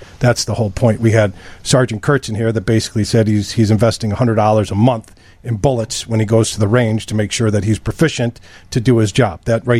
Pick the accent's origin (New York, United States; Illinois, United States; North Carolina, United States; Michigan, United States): New York, United States; We both have blue eyes because we're both from New York.